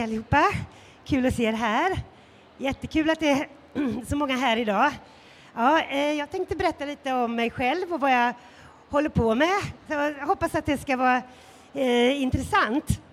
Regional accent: Sweden; som svensk

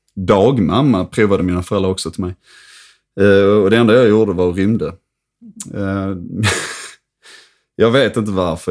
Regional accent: Höllviken, Skåne, Sweden; also born or lived in Trelleborg; jag växte alltså upp i en kärnfamilj i Höllviken

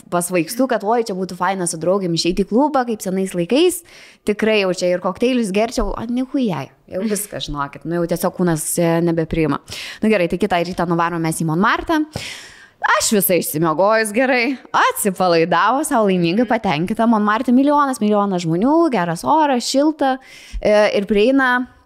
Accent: Vilnius, Vilnius County, Lithuania; aš esu iš Vilnius

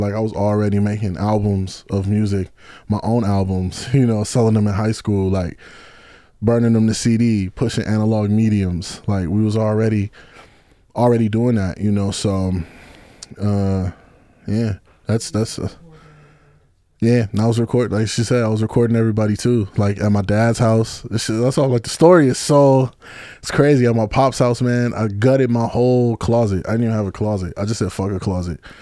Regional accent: Kenosha, Wisconsin, United States; now in Chicago, United States; I'm from Kenosha, Wisconsin

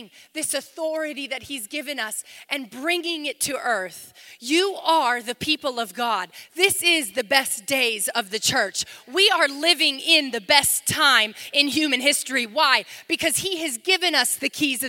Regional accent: United States; before I'm an American.

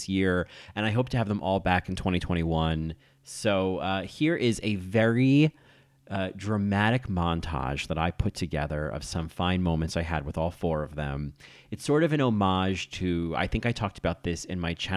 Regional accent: Rahway, New Jersey, United States; I grew up in Rahway.

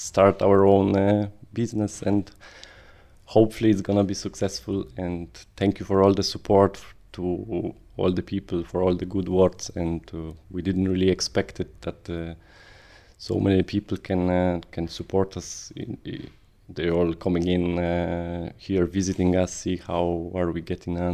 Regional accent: Poland; moved away as an adult; also born or lived in Ireland; now in Newcastle West, Ireland; I'm from Poland. I came into Ireland in December 2005

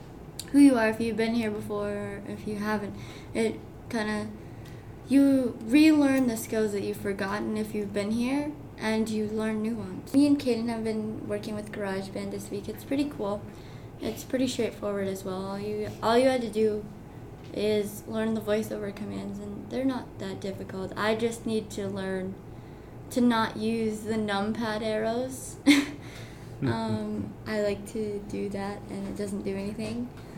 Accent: Marion, Ohio, United States; I am from Marion, Ohio.

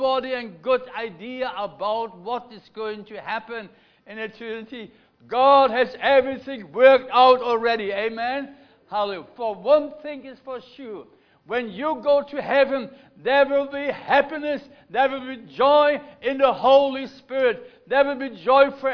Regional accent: Germany; accent: German; English is a second language; now in Melbourne, Australia; I come from Germany. You have picked it already on my accent, haven't you? Anybody not picked it that I'm a German?

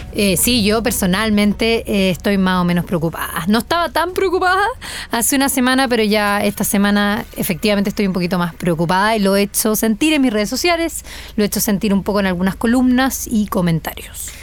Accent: Chile; lo que nosotros somos como chilenos

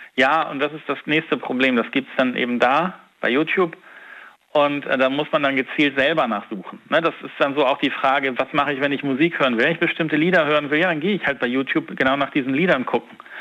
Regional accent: Hamburg, Germany; moved away as an adult; now in Siegburg, Germany; ich bin ja Hamburger, gebürtig und habe das meiste Leben da verbracht.

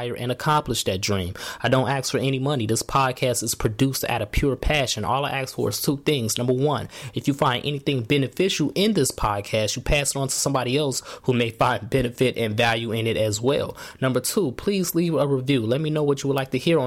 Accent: Markham, Illinois, United States; That's where me and all of my friends, we grew up in Markham, Illinois.

